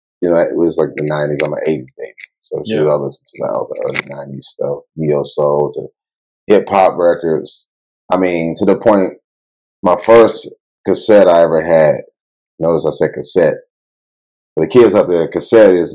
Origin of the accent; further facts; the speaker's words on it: Pegram, Tennessee, United States; also born or lived in Nashville, Tennessee; I'm from Pegram, Tennessee, originally. By the way of Nashville, Tennessee. So, you know, raised in the country